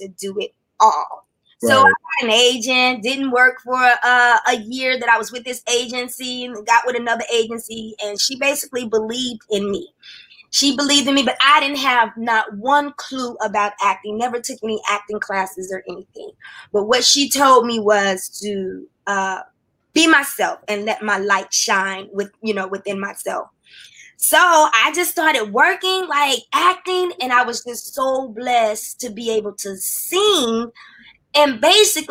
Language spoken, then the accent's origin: English; Louisville, Kentucky, United States; a sweet little innocent girl from Louisville, Kentucky